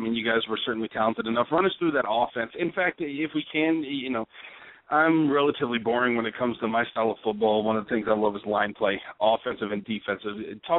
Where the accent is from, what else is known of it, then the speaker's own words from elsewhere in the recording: Texas, United States; I'm from Texas, so I've been talking about Christine Michael since about 2010.